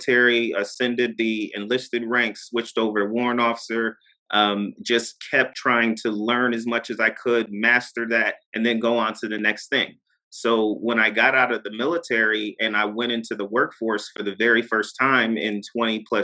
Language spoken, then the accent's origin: English; Poughkeepsie, New York, United States; moved away as an adult; I'm from Poughkeepsie, New York